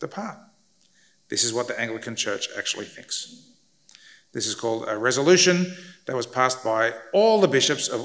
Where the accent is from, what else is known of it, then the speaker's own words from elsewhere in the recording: Australia; I grew up in Australia